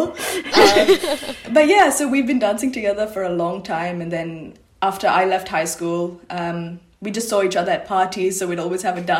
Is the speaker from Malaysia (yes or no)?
yes; Malaysia; now in Sydney, Australia; I'm Malaysian Tamil, so three generations, born in Malaysia, but of Sri Lankan heritage.